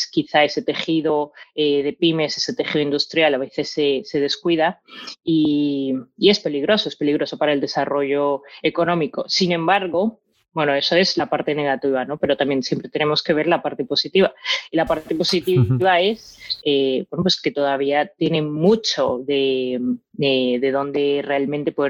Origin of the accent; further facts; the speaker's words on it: Colombia; also born or lived in United States; now in Spain; al ser colombiana y al estar, eh, pues bueno, pues a caballo entre Estados Unidos, entre mm, España